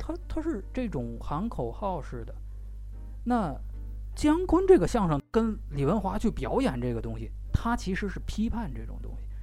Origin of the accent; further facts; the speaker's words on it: China; 中国人最爱办晚会